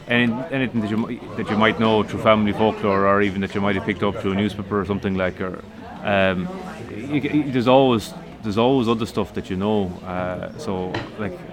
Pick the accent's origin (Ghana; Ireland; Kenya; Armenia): Ireland; Galway, Connacht; I'm from Galway